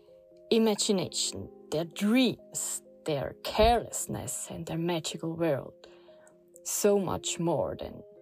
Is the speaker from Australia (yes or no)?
no; Switzerland; now in Portugal; I grew up in Switzerland